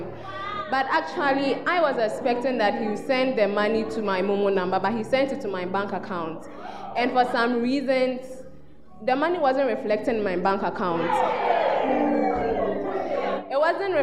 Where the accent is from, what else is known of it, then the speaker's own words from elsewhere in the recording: Ghana; I'm from the Bosco region.